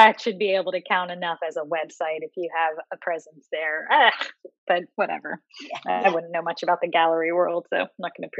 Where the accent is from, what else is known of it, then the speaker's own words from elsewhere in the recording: the South, United States; moved away; Lauren's from the city. I am not. I'm from the South. And so, you know, this world was really different and new to me.